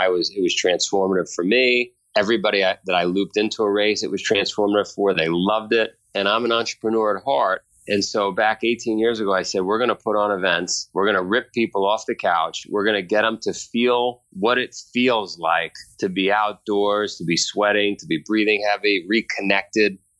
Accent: New York City, New York, United States; moved away; also born or lived in Vermont; I grew up in Queens. I grew up in a neighborhood called Howard Beach

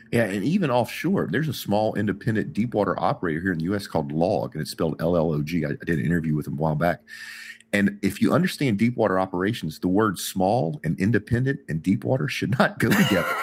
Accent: United States; as an American

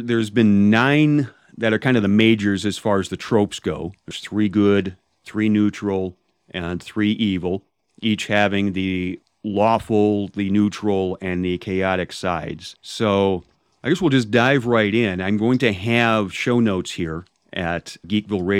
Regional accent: Chicago, Illinois, United States; I'm from the Chicago area. I've been here all my life, so I'm the Midwesterner of the group here

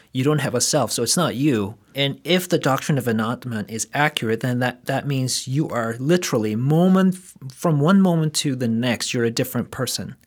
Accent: South Korea; moved away; I grew up in South Korea

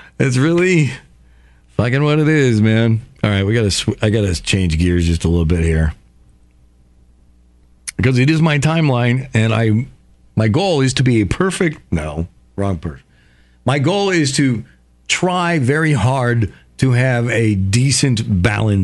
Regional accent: Somers, Connecticut, United States; I grew up in Somers, Connecticut, small town.

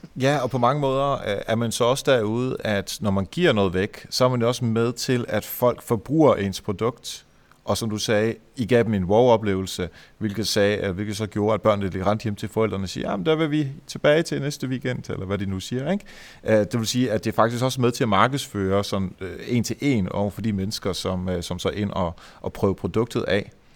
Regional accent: Varde, Southern Denmark, Denmark; Jeg kommer selv fra Varde, Esbjerg-området

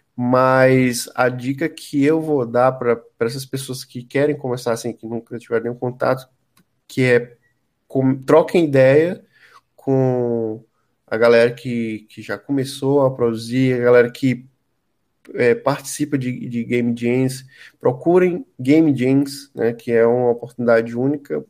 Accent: Piripiri, Piauí, Brazil; eu morava na minha infância, né? Uma casa lá em Piripiri

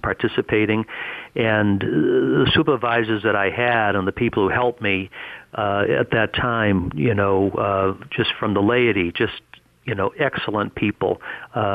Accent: Greater Boston, Massachusetts, United States; born or raised there

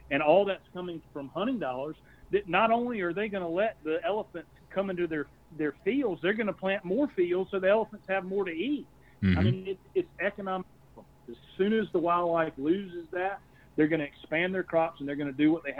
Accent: Columbia, South Carolina, United States; also born or lived in Camden, South Carolina; we moved back to Columbia, and we bought a house on the street that I grew up on

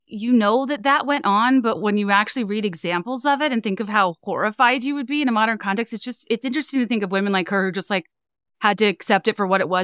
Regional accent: Richmond, Virginia, United States; I'm from Richmond, Virginia.

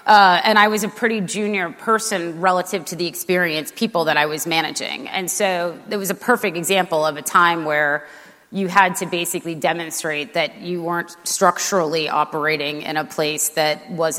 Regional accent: Boston, Massachusetts, United States; moved away; I grew up on the East Coast in Boston

